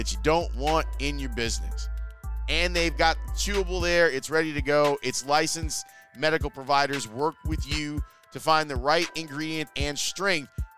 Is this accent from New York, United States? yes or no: no; Chicago, Illinois, United States; the 95th Street L station, not too far from where I went to grammar school.